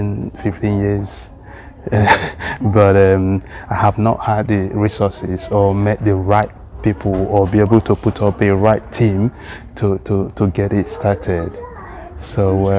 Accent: eastern Nigeria, Nigeria; moved away as an adult; now in Sweden; Igbo language of eastern part of Nigeria, where I was born and raised up

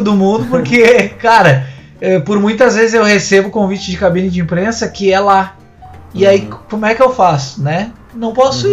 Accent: Rio Grande do Sul, Brazil; also born or lived in Canoas; eu sou do Rio Grande do Sul, moro em Canoas, pertinho dos guris aqui

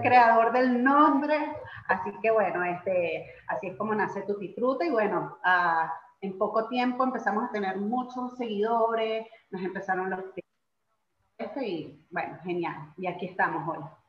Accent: Caracas, Capital District, Venezuela; moved away as an adult; also born or lived in Guatire, Venezuela; now in Argentina; somos nacimos y todo en Caracas, pero bueno, posteriormente, pues que nos casamos, nos tocó vivir en Guatire un tiempo hasta que posteriormente nos vinimos para acá, para Argentina

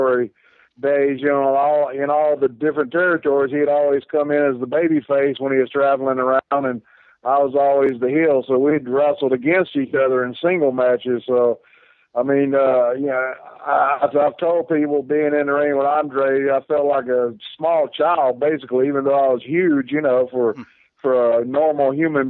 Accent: Spartanburg, South Carolina, United States; I grew up in Spartanburg

